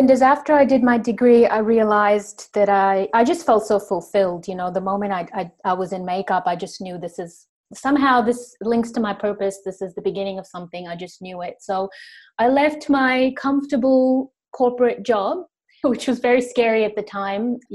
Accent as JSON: {"language": "English", "country": "Sri Lanka", "tie": "born or raised there", "also_born_or_lived": "Indonesia / Los Angeles, United States", "lives_now": "Australia", "said": "Uh, my origin is actually Indian, but I grew up in uh, Sri Lanka in Indonesia. And then I studied in the US in Los Angeles for a couple of years"}